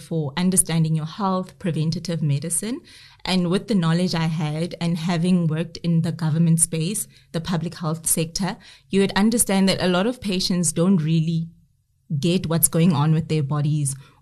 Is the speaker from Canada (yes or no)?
no; South Africa; we have as South African women